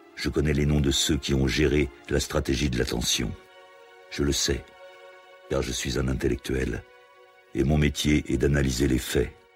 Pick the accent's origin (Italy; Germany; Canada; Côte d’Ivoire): Italy; moved away as an adult; now in France; je suis parti d'Italie exactement fin janvier 1981